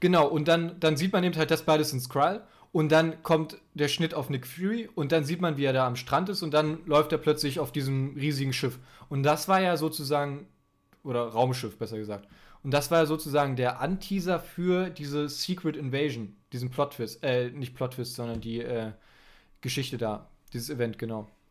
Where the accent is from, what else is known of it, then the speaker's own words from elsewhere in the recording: Germany; ich bin Deutscher, mein Englisch ist leider nicht so gut